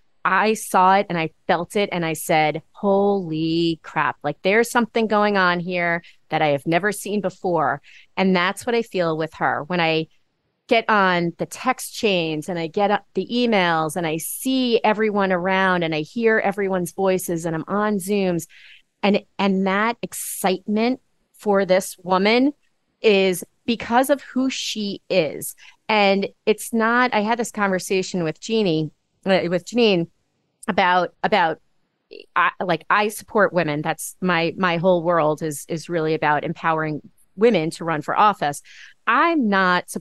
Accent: Long Island, New York, United States; moved away; also born or lived in Massachusetts; I grew up on Long Island.

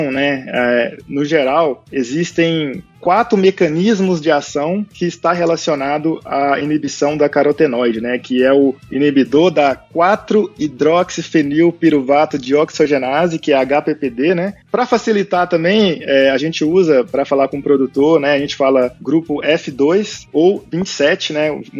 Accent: Minas Gerais, Brazil; accent: Minas Gerais; now in São Paulo, Brazil; sou de Minas Gerais, né, não, não, sei se eu tenho sotaque de Minas, o pessoal já fala que eu perdi meu sotaque de Minas, estou morando aqui em São Paulo

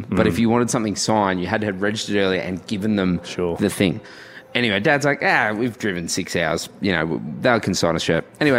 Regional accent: Goondiwindi, Queensland, Australia; I grew up in Queensland

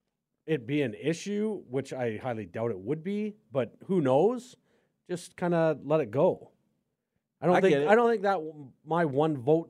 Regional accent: Canada; now in United States; I was born in Canada. I'm a Canadian citizen

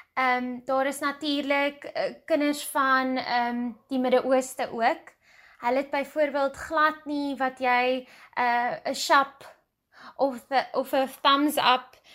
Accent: South Africa

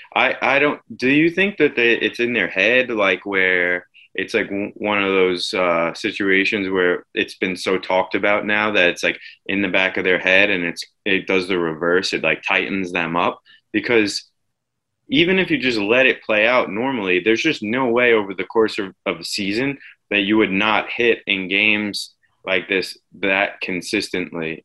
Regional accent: Suffolk County, Long Island, New York, United States; growing up in Suffolk County

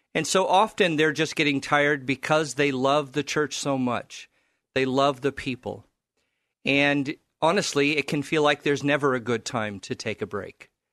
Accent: California, United States; now in Portland, United States; I grew up in California

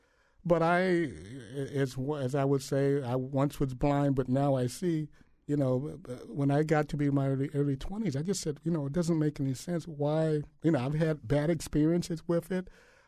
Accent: Illinois, United States; my parents are from Mississippi, and I was born and raised in Illinois.

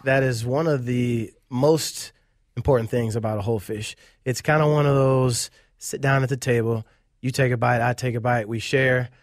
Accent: Cleveland, Ohio, United States; moved away as an adult; now in Minneapolis, United States; I was born and raised, uh, in Cleveland, Ohio.

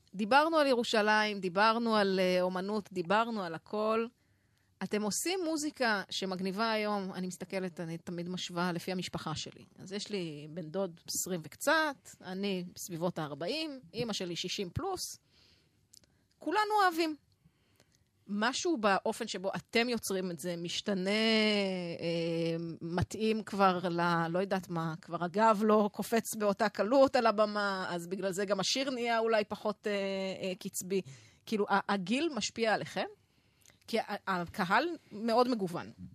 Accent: Jezreel Valley, Northern District, Israel; אני מעמק יזרעאל

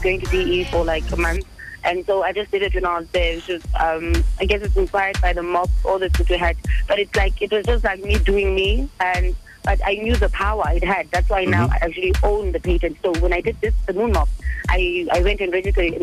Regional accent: Port Elizabeth, Eastern Cape, South Africa; moved away as an adult; also born or lived in Durban; now in Johannesburg, South Africa; I moved from Port Elizabeth, Durban, to study.

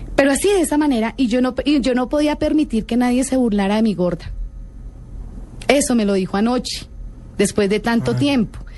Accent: Bogotá, Colombia; also born or lived in Bucaramanga; Yo soy bogotana, pero trabajé en Bucaramanga dos años

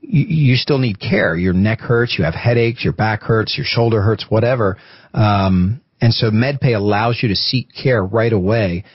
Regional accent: Pennsylvania, United States; moved away; I'm from Pennsylvania.

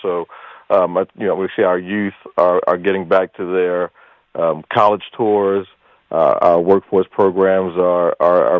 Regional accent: Baltimore, Maryland, United States; now in Hartford, United States; I grew up in Baltimore

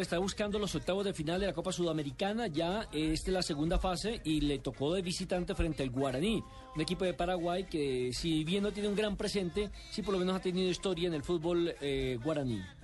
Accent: Colombia; como colombianos

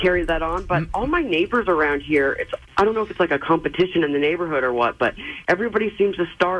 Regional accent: New Hampshire, United States; now in Maryland, United States; I'm originally from New Hampshire

